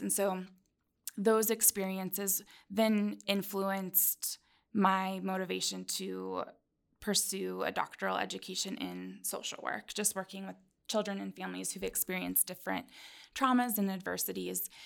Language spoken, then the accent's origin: English; Tri-Cities, Washington, United States; moved away as an adult; also born or lived in Albany, New York; I'm from the Pacific Northwest in an area called the Tri-Cities in Washington State